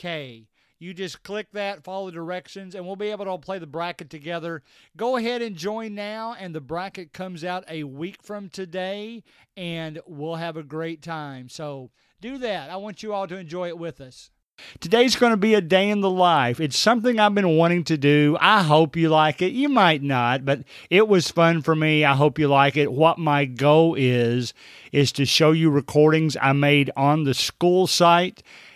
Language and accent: English; Kentucky, United States; I'm from Kentucky.